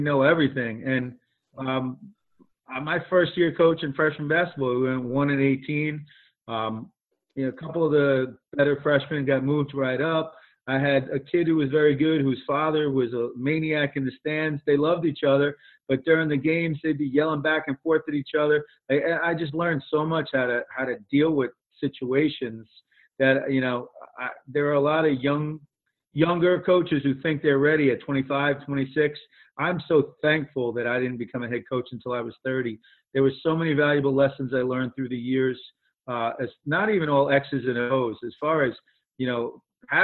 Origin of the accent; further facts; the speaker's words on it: Bergenfield, New Jersey, United States; also born or lived in Loretto, Pennsylvania; I grew up in Bergenfield, New Jersey, graduated from Bergenfield High